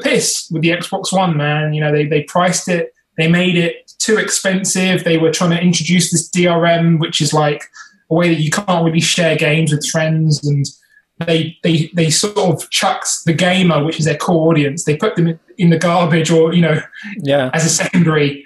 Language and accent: English; United Kingdom; we're British